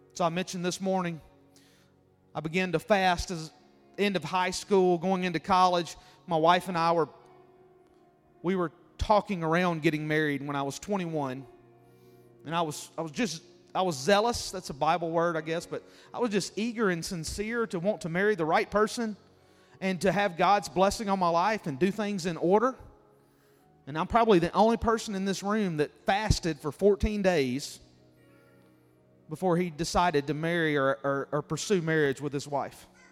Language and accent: English; Mississippi, United States; where I grew up in Mississippi